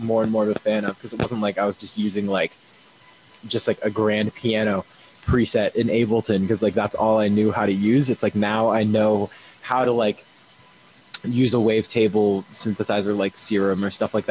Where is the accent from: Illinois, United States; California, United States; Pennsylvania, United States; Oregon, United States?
Oregon, United States; Eugene; moved away as an adult; now in Boston, United States; It was in my hometown for the University of Oregon